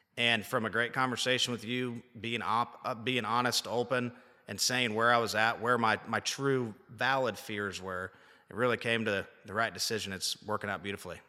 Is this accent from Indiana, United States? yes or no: yes; Liberty, Indiana, United States; moved away as an adult; now in Nashville, United States; We were high school wrestling teammates, good buddies, um, from a small little town, Liberty, Indiana